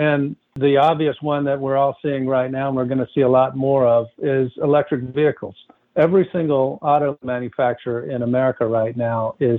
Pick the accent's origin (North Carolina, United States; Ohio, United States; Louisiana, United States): North Carolina, United States; now in California, United States; places like my home state of North Carolina. It's record fires that have occurred in the West, where I live now in California.